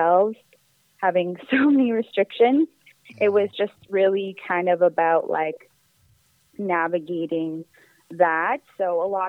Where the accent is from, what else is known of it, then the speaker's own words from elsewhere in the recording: Victoria, British Columbia, Canada; moved away as an adult; now in Toronto, Canada; I'm originally from BC. I was born in Victoria, BC, and then I've been in Toronto for about 8 years.